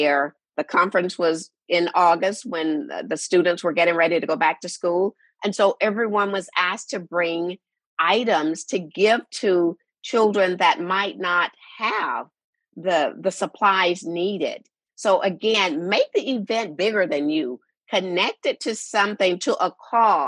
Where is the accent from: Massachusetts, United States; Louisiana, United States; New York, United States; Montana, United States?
Louisiana, United States; Shreveport; my hometown of Shreveport, Louisiana